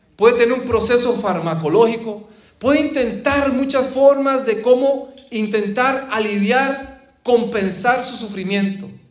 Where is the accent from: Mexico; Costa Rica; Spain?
Costa Rica; moved away; cuando vivía en mi país, Costa Rica